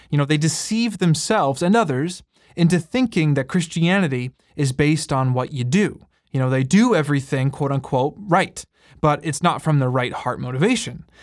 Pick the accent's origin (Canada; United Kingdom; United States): Canada; And we are uniquely Canadian, although we have listeners from all around the world.